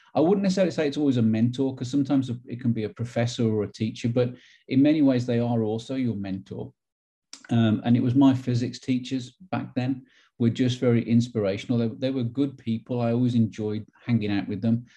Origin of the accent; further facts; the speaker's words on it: Wolverhampton, West Midlands, United Kingdom; moved away as an adult; now in Knoxville, United States; growing up as a kid, it was very much traditional. Um, inner city Wolverhampton